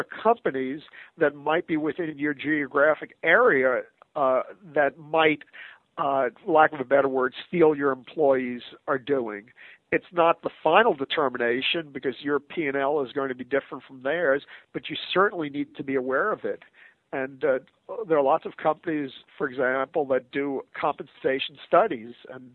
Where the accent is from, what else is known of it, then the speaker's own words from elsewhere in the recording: United States; an American citizen